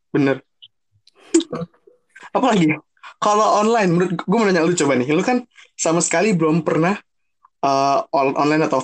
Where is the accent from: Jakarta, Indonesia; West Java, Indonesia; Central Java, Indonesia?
Jakarta, Indonesia; karena gue notabene gue orang Jakarta dan kita kampus di Bogor